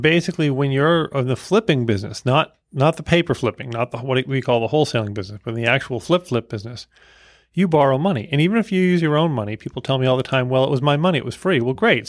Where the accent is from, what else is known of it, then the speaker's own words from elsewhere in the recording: Boston, Massachusetts, United States; I'm from Boston